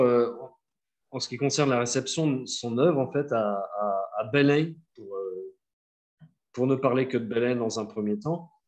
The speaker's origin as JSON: {"language": "French", "country": "France", "said": "en tant que Français"}